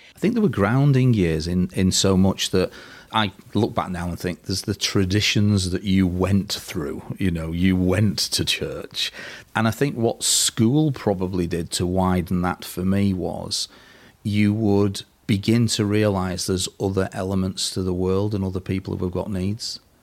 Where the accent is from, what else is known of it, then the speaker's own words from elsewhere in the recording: Burtonwood, North West England, United Kingdom; also born or lived in Liverpool; I was born in Burton Wood, little village somewhere between Liverpool and Warrington. And I went to school at St Vincent's School for the Blind in Liverpool